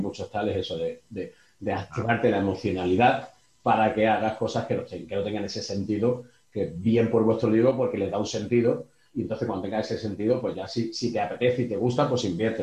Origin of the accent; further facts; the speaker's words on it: Málaga, Andalusia, Spain; yo soy de Málaga